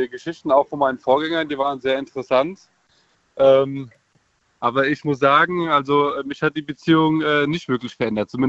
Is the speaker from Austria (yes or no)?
no; Krefeld, North Rhine-Westphalia, Germany; now in Langen, Germany; Hi, ich komme aus Krefeld, wohne aber jetzt in Langen.